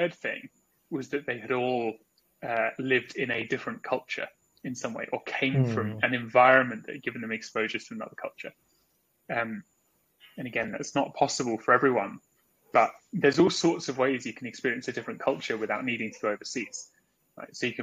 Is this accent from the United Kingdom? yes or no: yes; United Kingdom; moved away as an adult; also born or lived in Australia; now in Singapore; I grew up in England, in a sort of suburban town just outside London